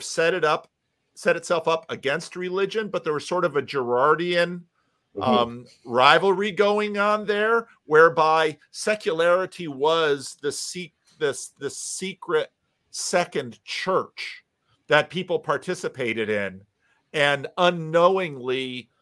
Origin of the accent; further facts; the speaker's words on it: East Coast, United States; also born or lived in Paterson, New Jersey; now in West Coast, United States; growing up in the East Coast, living on the West Coast